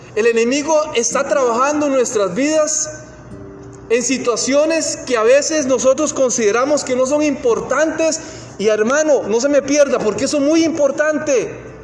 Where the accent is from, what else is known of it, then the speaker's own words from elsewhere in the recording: Costa Rica; moved away; cuando vi a mi país natal, yo soy de Costa Rica, ya posiblemente ya lo han notado por el acento